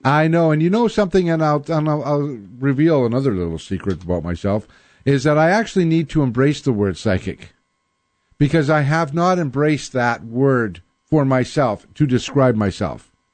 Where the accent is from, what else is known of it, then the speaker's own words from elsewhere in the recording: Winnipeg, Manitoba, Canada; now in Seattle, United States; I grew up in Winnipeg